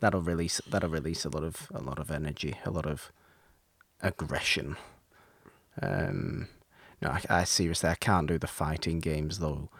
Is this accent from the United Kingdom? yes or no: yes; United Kingdom; me being British